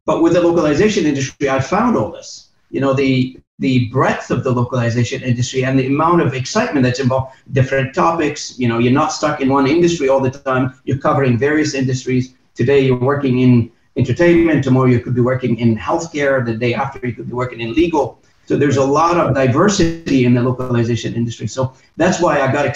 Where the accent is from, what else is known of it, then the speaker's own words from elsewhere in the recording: Moncton, New Brunswick, Canada; My hometown was Moncton, New Brunswick.